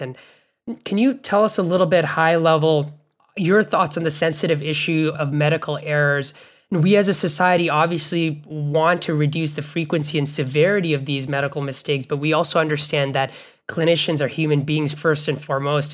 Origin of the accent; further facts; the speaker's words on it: Bangladesh; now in United States; where I grew up in Bangladesh